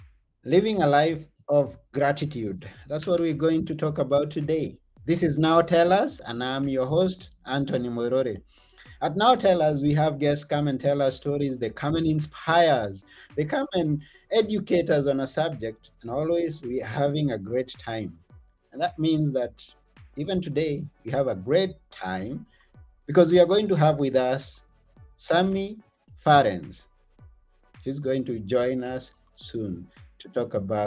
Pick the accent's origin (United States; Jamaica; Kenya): Kenya; I come from Kenya